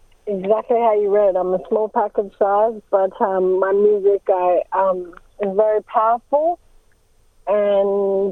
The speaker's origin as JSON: {"language": "English", "town": "Darwin", "region": "Northern Territory", "country": "Australia", "moved": "as an adult", "lives_now": "Sydney, Australia", "said": "I'm from the Larrakia mob, and you might know that as Darwin NT."}